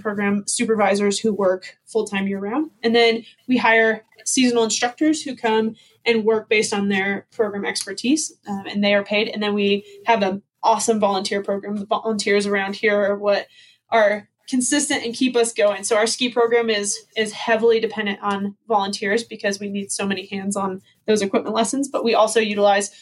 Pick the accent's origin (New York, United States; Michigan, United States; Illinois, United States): Illinois, United States; outside Chicago; now in Park City, United States; I grew up outside Chicago